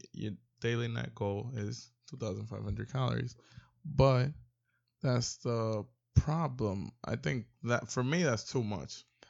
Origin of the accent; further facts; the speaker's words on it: New York, United States; I'm originally from New York